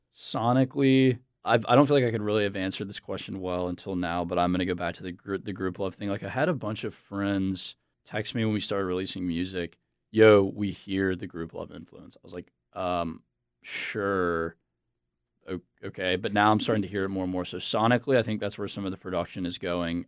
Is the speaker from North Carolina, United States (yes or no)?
yes; Charlotte, North Carolina, United States; also born or lived in Virginia; now in Raleigh, United States; I am from Charlotte. I grew up in Charlotte.